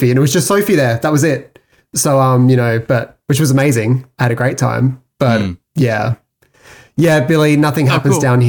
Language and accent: English; Australia